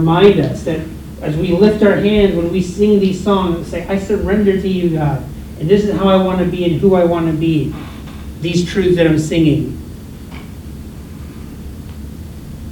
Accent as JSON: {"language": "English", "country": "United States", "said": "I'm American"}